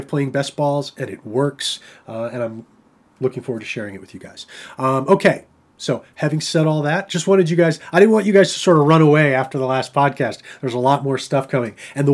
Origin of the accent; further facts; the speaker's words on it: New York, United States; I'm a New Yorker